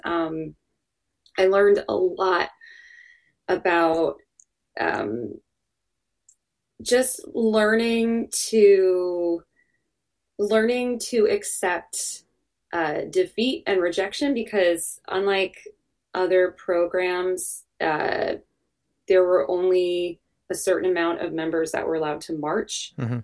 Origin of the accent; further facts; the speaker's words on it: New Jersey, United States; born and raised in New Jersey